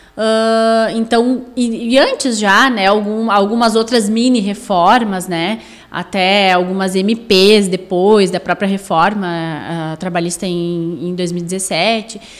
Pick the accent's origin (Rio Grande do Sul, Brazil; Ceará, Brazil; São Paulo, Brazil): Rio Grande do Sul, Brazil; Sapiranga; sou natural de Sapiranga, nasci aqui, me criei aqui, não tenho pretensão de sair de Sapiranga